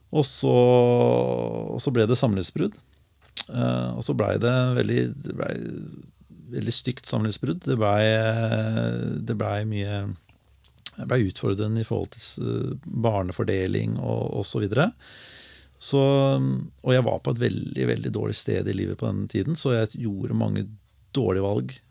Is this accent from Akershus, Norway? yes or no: no; Larvik, Vestfold, Norway; also born or lived in Oslo / Skien; jeg er født og oppvokst i Larvik